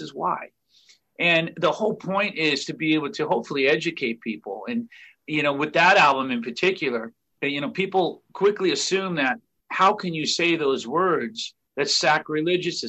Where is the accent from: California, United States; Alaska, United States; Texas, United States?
California, United States; Orange County; We're four losers from Orange County, California